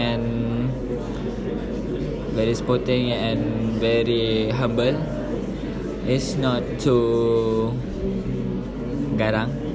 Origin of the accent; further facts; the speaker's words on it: Batu Pahat, Johor, Malaysia; English is a second language; I'm come from Batu Pahat, Johor.